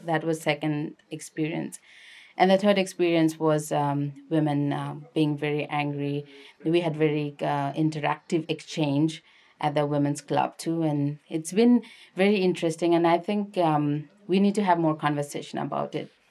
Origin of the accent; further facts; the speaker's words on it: Lalitpur, Bagmati, Nepal; moved away as an adult; also born or lived in Kathmandu; now in United States; I'm from Kathmandu, which is actually technically Lalitpur, Nepal.